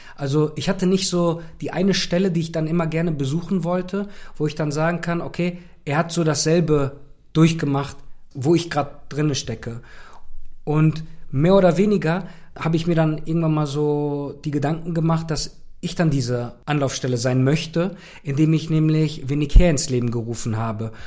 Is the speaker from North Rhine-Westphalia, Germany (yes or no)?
yes; Cologne, North Rhine-Westphalia, Germany; ich komme ja auch aus Köln